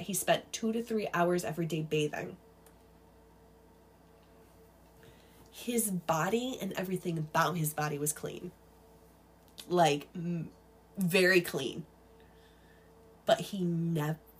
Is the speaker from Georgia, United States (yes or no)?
no; New York, United States; I grew up in New York